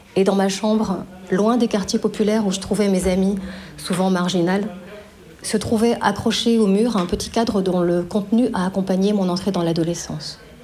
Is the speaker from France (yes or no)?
yes; Belfort, Bourgogne-Franche-Comté, France; la banlieue de Belfort, ma ville natale